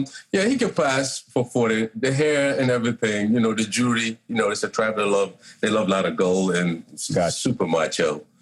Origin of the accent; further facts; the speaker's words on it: Gambia; now in Los Angeles, United States; I'm from Gambia, West Africa, little country. One of the smallest countries in Africa, actually. The land of Kunta Kinte, by the way.